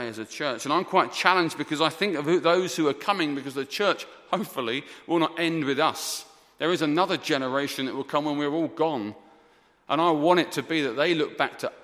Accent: Essex, East of England, United Kingdom; moved away; also born or lived in South London; I'm from Essex originally, in case you're confused. I'm from Essex, not South London.

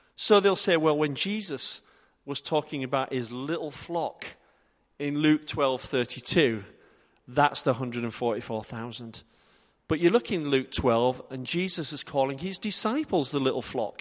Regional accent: Yorkshire and the Humber, United Kingdom; I'm from Yorkshire

